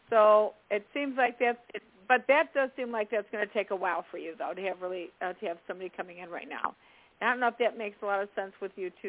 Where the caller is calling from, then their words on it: New Jersey, United States; Uh, from New Jersey.